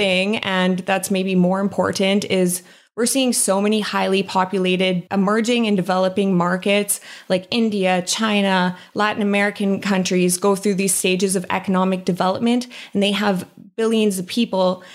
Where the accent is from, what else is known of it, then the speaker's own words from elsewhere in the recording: Saskatchewan, Canada; also born or lived in Calgary; now in British Columbia, Canada; I'm from Saskatchewan